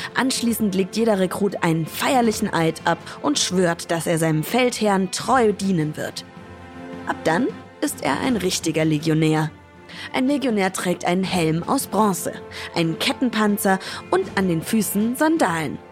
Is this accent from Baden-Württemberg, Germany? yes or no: no; Schweinfurt, Bavaria, Germany; in meiner Heimatstadt Schweinfurt